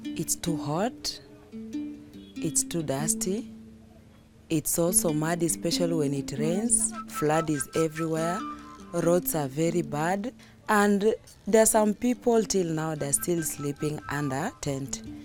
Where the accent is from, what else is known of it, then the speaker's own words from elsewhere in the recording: Kakuma, Turkana County, Kenya; I was born here in Kakuma refugee camp, and I consider here as my home.